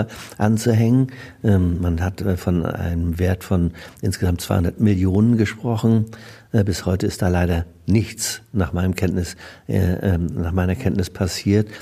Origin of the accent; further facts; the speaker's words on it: Neuhaus, Germany; Ich habe ja meine Karriere als äh, Jugendlicher tatsächlich auch in der Feuerwehr in Neuhaus begonnen